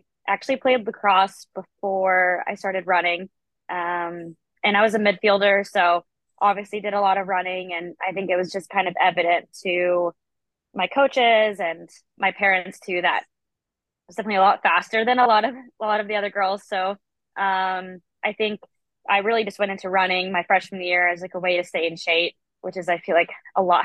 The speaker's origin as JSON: {"language": "English", "town": "Orlando", "region": "Florida", "country": "United States", "tie": "born or raised there", "said": "I grew up in Central Florida in Orlando."}